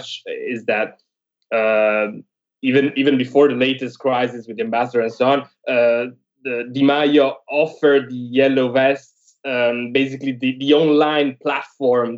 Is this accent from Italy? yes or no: yes; Italy; now in Paris, France; I'm an Italian in Paris